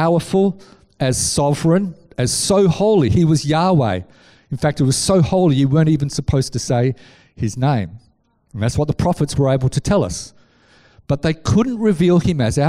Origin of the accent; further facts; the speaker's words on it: Scarborough, Yorkshire and the Humber, United Kingdom; I grew up in Scarborough on the beaches.